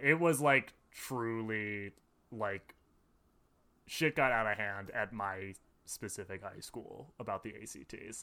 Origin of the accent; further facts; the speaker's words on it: Madison, Wisconsin, United States; I grew up in Madison.